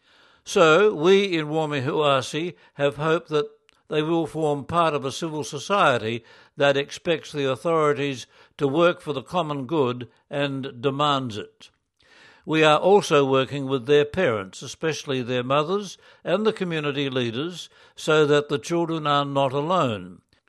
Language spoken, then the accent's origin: English; Lima, Peru; also born or lived in Puno; I was born in Puno. My parents, also from Puno, brought me to Lima when I was 3.